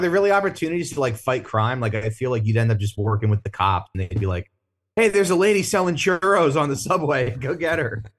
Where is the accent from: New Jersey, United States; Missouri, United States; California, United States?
New Jersey, United States; moved away as an adult; now in Brooklyn, United States; I'm from Jersey originally, and, uh, I've been in Brooklyn for fifteen years